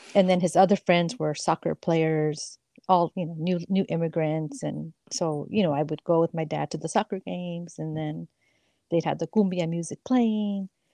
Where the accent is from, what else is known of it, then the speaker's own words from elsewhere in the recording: San Francisco, California, United States; I grew up in the Mission in San Francisco, it's a Latino neighborhood